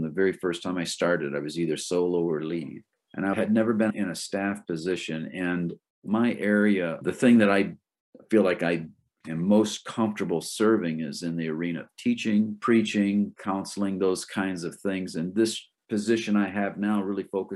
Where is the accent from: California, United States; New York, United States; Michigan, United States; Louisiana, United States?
Michigan, United States; moved away as an adult; now in Maine, United States; I grew up in Michigan, but I left when I was 18, never went back. And so I've been in Maine longer than I've been anywhere else